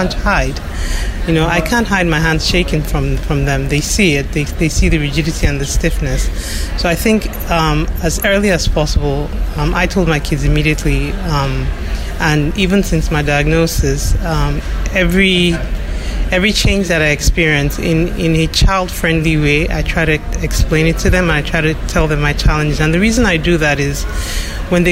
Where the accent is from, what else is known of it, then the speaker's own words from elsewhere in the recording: Nigeria; also born or lived in United States / South Africa; now in United Kingdom; I was born and raised in Nigeria, I've lived in the U.S., South Africa, but now I live in the United Kingdom